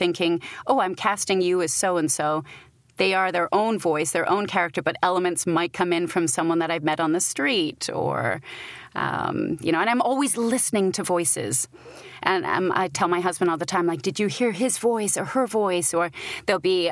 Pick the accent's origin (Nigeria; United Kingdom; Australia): United Kingdom; accent: British; now in United States; as a Brit